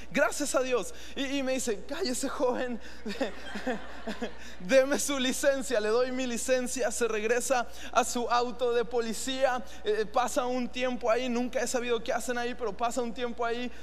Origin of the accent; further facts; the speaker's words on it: Mexico; nos permitió nacer en uno de los países más increíbles, cuando aquí somos mexicanos